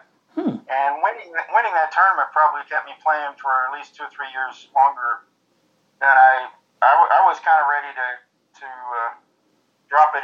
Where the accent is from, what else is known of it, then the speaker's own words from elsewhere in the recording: Kentucky, United States; I'm from Kentucky